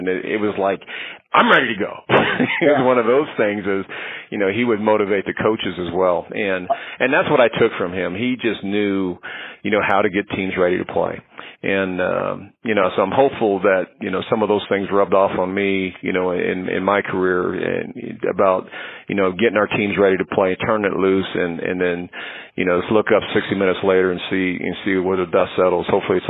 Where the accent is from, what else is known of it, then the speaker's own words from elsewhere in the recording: San Diego, California, United States; remember, I grew up in San Diego. So, you know, I was a big Charger fan and San Diego Padre fan.